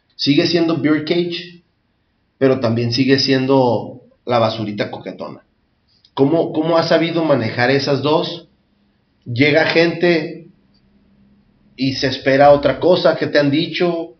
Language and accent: Spanish; Tijuana, Baja California, Mexico; crecer aquí en Tijuana San Diego